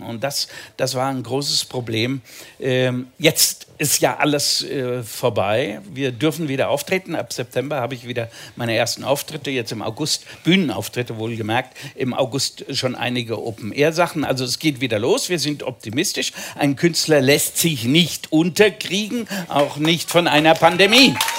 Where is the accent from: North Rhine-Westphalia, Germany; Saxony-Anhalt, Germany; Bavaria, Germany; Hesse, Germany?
Hesse, Germany; Seeheim-Jugenheim; also born or lived in Pfungstadt; Ich bin in Jugendheim geboren